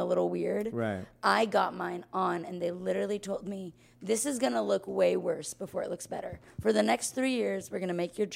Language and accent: English; Austin, Texas, United States; I grew up here in Austin